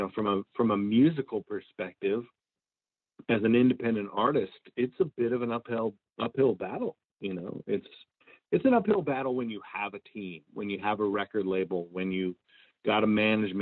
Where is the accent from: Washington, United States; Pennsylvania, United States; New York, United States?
Washington, United States; Marysville; moved away as an adult; now in Nashville, United States; I'm born and raised in Marysville, Washington, and kind of cut my teeth playing in the Pacific Northwest before moving to Nashville to pursue music